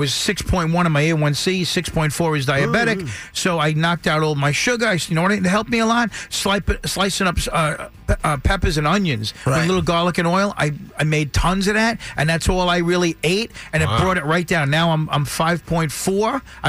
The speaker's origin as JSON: {"language": "English", "town": "Bay Shore", "region": "New York", "country": "United States", "tie": "born or raised there", "said": "I grew up in Bayshore."}